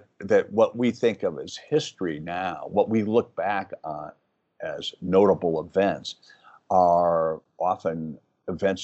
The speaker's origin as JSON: {"language": "English", "region": "Wisconsin", "country": "United States", "tie": "born or raised there", "said": "I grew up in Wisconsin"}